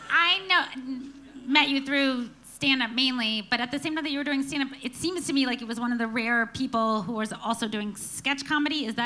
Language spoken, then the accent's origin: English; Atlanta, Georgia, United States; and also growing up in Atlanta, growing up and not around people who aren't Jewish, I don't know.